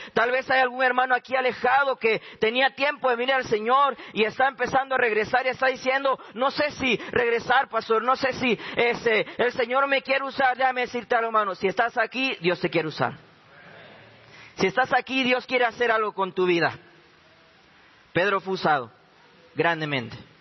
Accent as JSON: {"language": "Spanish", "country": "Panama", "moved": "as an adult", "lives_now": "Jujuy, Argentina", "said": "soy este, de Panamá"}